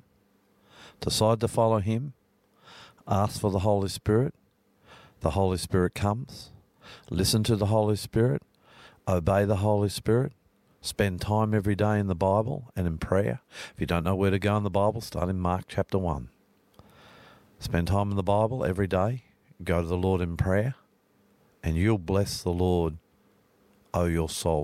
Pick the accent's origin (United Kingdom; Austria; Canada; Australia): Australia; I'm the …